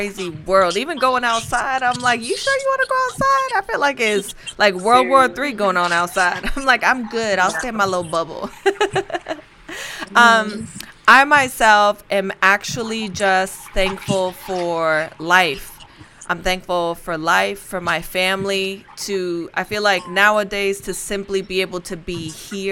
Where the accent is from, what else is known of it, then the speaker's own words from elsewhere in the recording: Spain; I'm from Spain